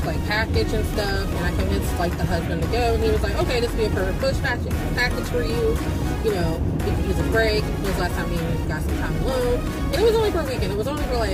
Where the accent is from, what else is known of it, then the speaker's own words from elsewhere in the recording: Virginia, United States; accent: country accent; I kind of have an accent because I'm from Virginia, and some people pick up on it, other people don't, but in certain situations like the country accent comes out